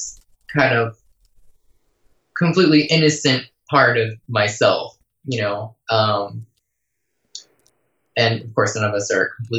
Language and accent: English; outside New York City, United States; I grew up outside New York City, like 20 miles outside.